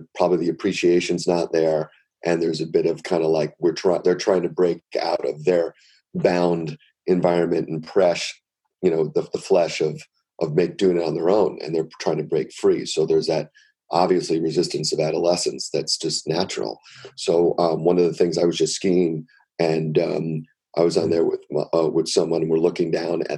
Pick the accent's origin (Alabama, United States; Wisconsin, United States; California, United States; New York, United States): New York, United States; New York City; I grew up in New York City